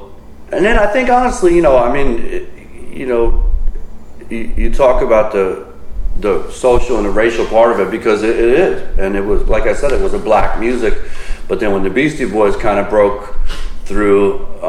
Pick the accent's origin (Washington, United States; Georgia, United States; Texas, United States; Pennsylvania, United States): Pennsylvania, United States; Philadelphia; also born or lived in Avalon, New Jersey; now in Boston, United States; I grew up in Philadelphia